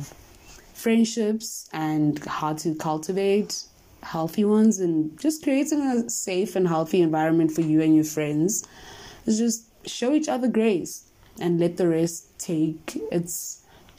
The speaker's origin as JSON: {"language": "English", "country": "South Africa", "said": "we are South African"}